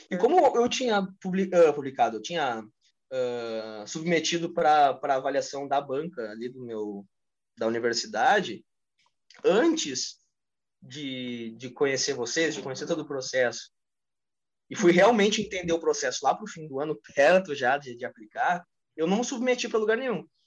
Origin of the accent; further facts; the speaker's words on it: Brazil; o brasileiro, não sei se no mundo todo, mas é, eu sou brasileiro, eu tenho realidade aqui do Rio Grande do Sul.